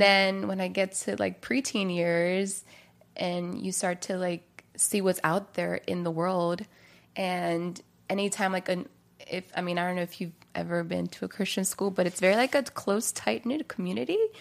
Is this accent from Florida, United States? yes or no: no; Maryland, United States; now in California, United States; I'm from Maryland originally, and so I've, you know, was raised there, was born and raised there.